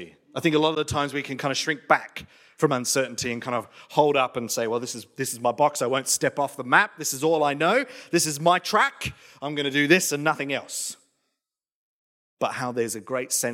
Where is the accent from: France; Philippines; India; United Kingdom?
United Kingdom; England; now in Australia; moving to Australia from England. So you're talking small town, very rural England. So like think Midsummer Murders, that's my hometown.